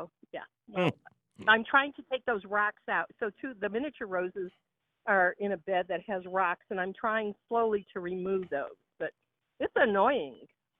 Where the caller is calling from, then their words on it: Nashville, Tennessee, United States; Well, actually, I'm calling from Union Station in Denver, Colorado, but we live in Nashville, Tennessee